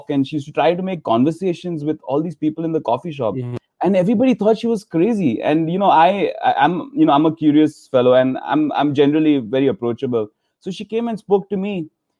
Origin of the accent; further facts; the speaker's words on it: Mumbai, Maharashtra, India; moved away as an adult; also born or lived in Redondo Beach, California; now in United States; originally I'm from Mumbai, India, and I came to America in 2012.